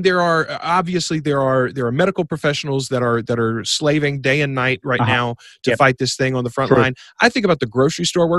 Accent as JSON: {"language": "English", "town": "Bastrop", "region": "Louisiana", "country": "United States", "tie": "born or raised there", "lives_now": "Ruston, United States", "said": "No, I grew up in this little town, Bastrop, Louisiana."}